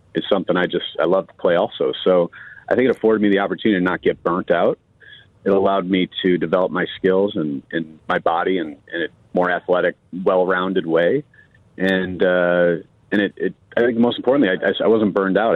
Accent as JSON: {"language": "English", "town": "Chicago", "region": "Illinois", "country": "United States", "tie": "born or raised there", "moved": "as an adult", "lives_now": "Arizona, United States", "said": "we had a blast growing up in the Michael Jordan era."}